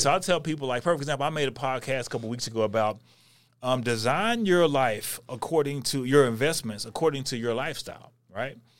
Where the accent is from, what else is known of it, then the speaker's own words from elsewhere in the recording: North Texas, United States; I'm from North Texas